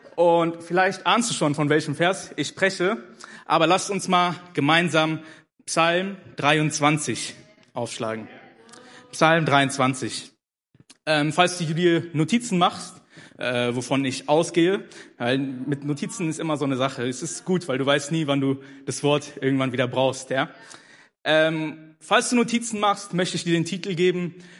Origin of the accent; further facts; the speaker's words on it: Germany; also born or lived in Ethiopia / Hannover; ich bin in Äthiopien geboren, aber mit vier Jahren äh, nach Deutschland gekommen. Also ich bin praktisch mein Leben lang hier groß geworden